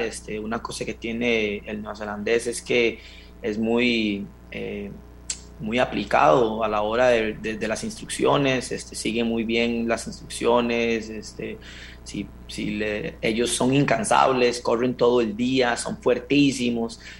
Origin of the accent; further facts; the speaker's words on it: Costa Rica; moved away as an adult; now in New Zealand; soy un fiebre de la CL y, del país de uno.